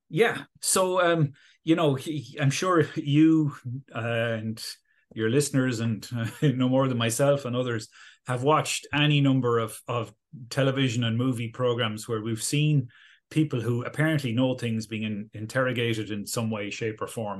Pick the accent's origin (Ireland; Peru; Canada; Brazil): Ireland; Galway, Connacht; moved away as an adult; also born or lived in Oxford; now in Dublin, Ireland; I grew up in Galway, uh, on the west coast of Ireland